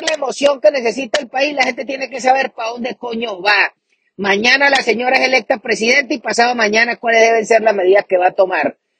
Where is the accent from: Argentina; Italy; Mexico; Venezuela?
Venezuela